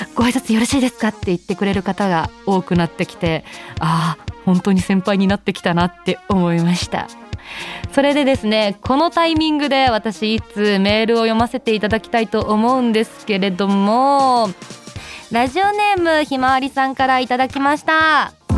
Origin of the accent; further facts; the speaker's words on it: Kyoto, Japan; 出身は京都です